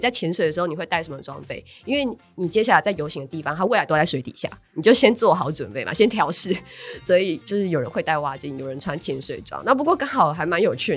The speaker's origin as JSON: {"language": "Chinese", "town": "Taichung", "country": "Taiwan", "tie": "born or raised there", "moved": "yes", "said": "我老家是在 台中"}